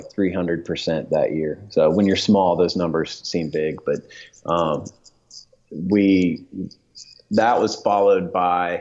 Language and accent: English; Dayton, Ohio, United States; moved away as an adult; now in Atlanta, United States; growing up in Dayton, my wife and I got married there